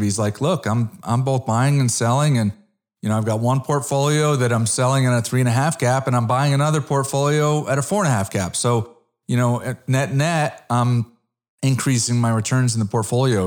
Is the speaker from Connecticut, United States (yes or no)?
yes; Connecticut, United States; moved away as an adult; also born or lived in South Florida; now in Dallas, United States; I'm originally an East Coast guy. I'm originally from Connecticut